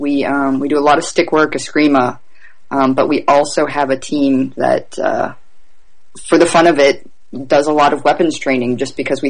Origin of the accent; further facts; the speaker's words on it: Oak Ridge, Tennessee, United States; moved away as an adult; now in Nashville, United States; We grew up in Oak Ridge, which is right outside of Knoxville